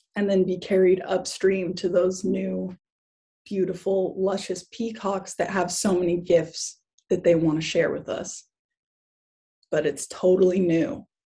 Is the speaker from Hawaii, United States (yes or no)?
yes; Kauai, Hawaii, United States; I grew up in Hawaii. I grew up in Kauai, um, in K Town. That was where I mostly lived when I was a kid.